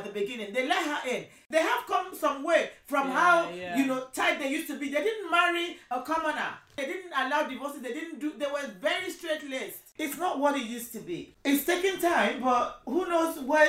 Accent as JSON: {"language": "English", "country": "Nigeria", "tie": "born or raised there", "moved": "as an adult", "lives_now": "United Kingdom", "said": "I'm a Nigerian, born and bred."}